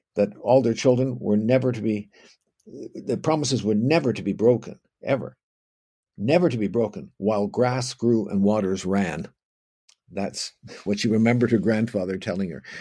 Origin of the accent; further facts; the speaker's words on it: Oakville, Ontario, Canada; I'm from Oakville, so actually I was raised on what was, in eighteen twenty, an Indian reserve